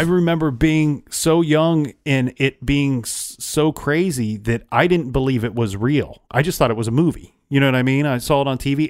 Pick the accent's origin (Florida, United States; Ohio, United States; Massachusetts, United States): Ohio, United States; a girl my age in my home state